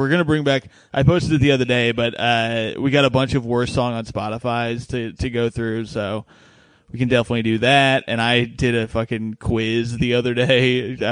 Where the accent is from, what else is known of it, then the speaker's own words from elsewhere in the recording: Indiana, United States; I'm from Indiana